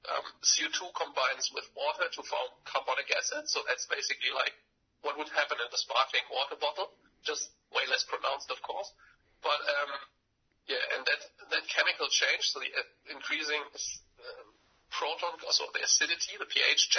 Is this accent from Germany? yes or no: yes; Germany; I'm from Germany